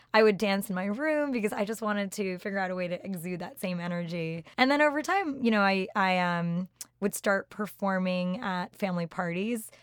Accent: Randolph, New Jersey, United States; moved away as an adult; also born or lived in Boston; now in New York, United States; Grew up in Randolph, New Jersey

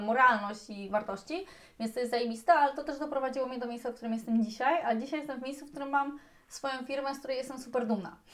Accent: Poland; jesteśmy zajebistą ekipą z Polski

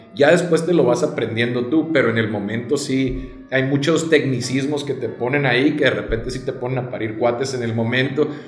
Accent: Nogales, Sonora, Mexico; moved away as an adult; now in Culiacán, Mexico; soy nacido en Nogales, Sonora mm. Eh, tengo aquí ya aproximadamente 11 años, pero mi mamá es culichi

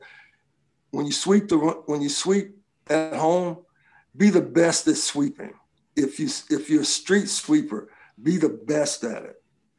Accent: Little Rock, Arkansas, United States; now in California, United States; when we were growing up in my family, I came from Little Rock, Arkansas, from the South. And, you know, things were a little bit different there.

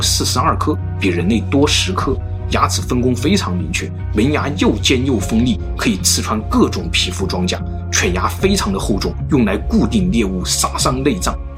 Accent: China; 我们中国人

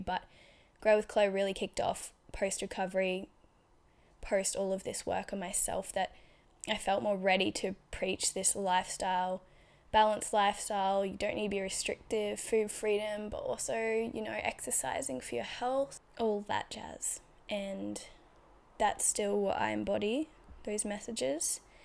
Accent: Australia; also born or lived in Brisbane; I was just comfortable in my small regional town. Not, wasn't really small, but, like, it was a regional town in Australia, so, like, eighty thousand people

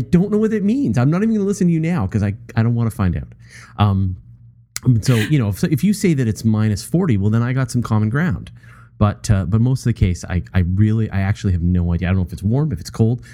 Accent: Canada; I, I'm a Canadian, and so I think in metric.

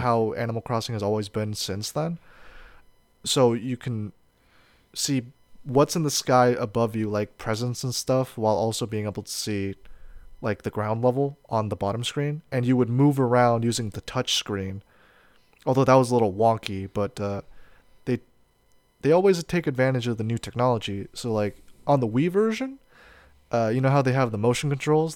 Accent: United States; I'm an American

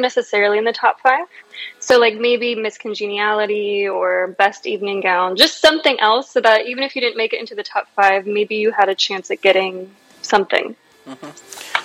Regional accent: Virginia, United States; I was born here, um, and so I've been here my whole life

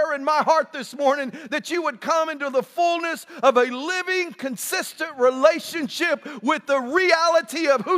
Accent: West Texas, United States; now in Tyler, United States; I'm from West Texas.

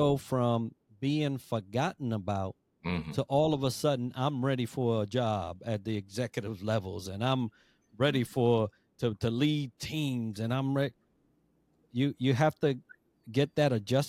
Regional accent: New York City, New York, United States; moved away as an adult; also born or lived in Puerto Rico; I am from Puerto Rico, raised in the Bronx.

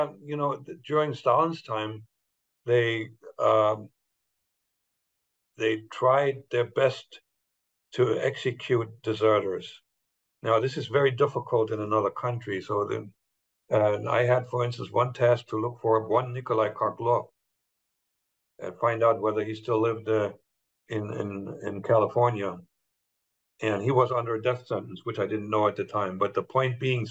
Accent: Germany; moved away as an adult; now in United States; I was German. I'm born German, but now I'm American.

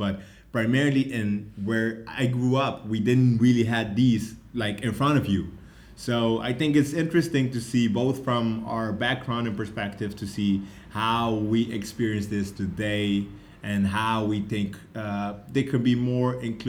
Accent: Curaçao; now in Berlin, Germany; I'm from Curacao

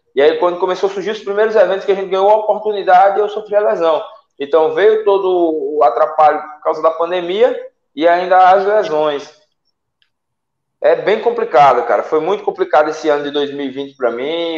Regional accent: Salgueiro, Pernambuco, Brazil; moved away as an adult; now in Natal, Brazil; eu sou do interior de Pernambuco, cidade de Salgueiro

